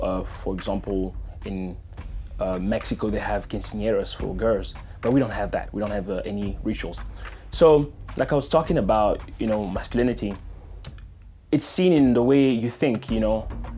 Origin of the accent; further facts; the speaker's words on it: DR Congo; now in Phoenix, United States; I was born in the Democratic Republic of the Congo, and now I live in Phoenix, Arizona. As a kid, I moved around a lot.